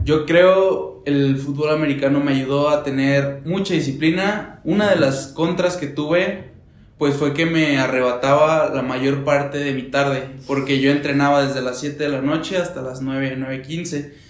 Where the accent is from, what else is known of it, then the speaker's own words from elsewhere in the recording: Torreón, Coahuila, Mexico; now in Puebla, Mexico; vengo de Torreón.